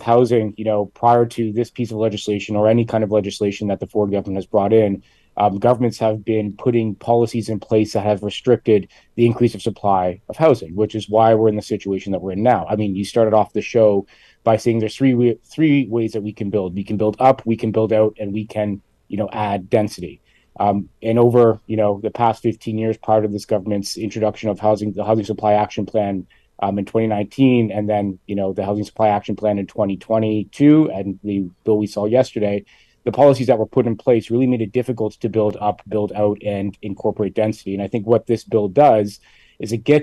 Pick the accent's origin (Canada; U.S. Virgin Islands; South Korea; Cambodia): Canada; Hamilton, Ontario; I'm from Hamilton